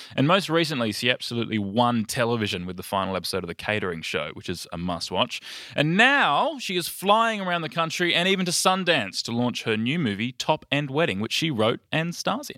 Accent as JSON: {"language": "English", "country": "United Kingdom", "said": "I'm a Brit"}